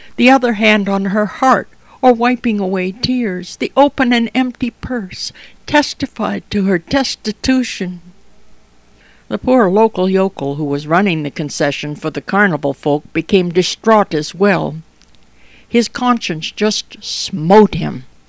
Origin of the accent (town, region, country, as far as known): near Chatham, Ontario, Canada; born or raised there; now in Toronto, Canada